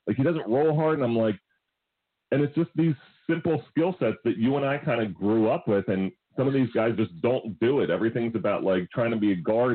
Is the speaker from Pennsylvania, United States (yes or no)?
yes; outside of Philadelphia, Pennsylvania, United States; Right outside of Philadelphia